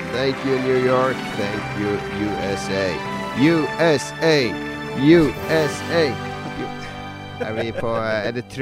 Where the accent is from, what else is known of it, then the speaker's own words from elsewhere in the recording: Northern Norway, Norway; Så da blir det liksom sånn at jeg legger om dialekta litt for at de skal skjønne den her nordlendingen.